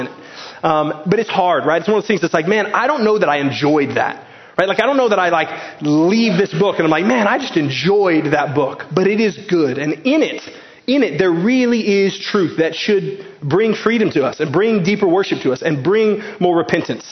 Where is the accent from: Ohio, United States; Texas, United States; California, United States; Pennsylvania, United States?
Texas, United States; Garland; As an American, I grew up in Garland, Texas